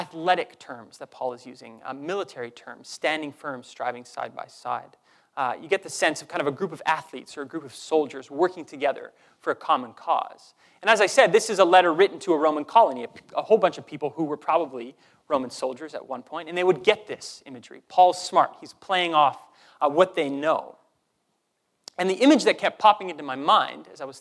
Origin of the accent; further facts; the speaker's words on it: Canada; I didn't earn my Canadian citizenship. I was just born here, given that passport